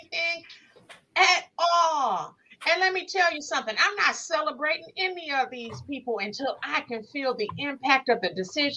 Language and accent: English; Inkster, Michigan, United States; moved away as an adult; also born or lived in Belleville, Michigan; now in Detroit, United States; I'm from Inkster